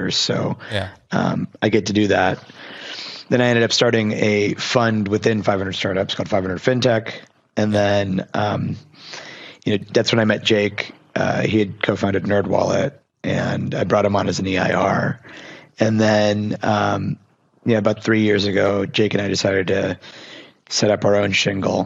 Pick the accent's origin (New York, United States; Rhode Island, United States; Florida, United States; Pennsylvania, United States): Pennsylvania, United States; Pittsburgh; I grew up in Pittsburgh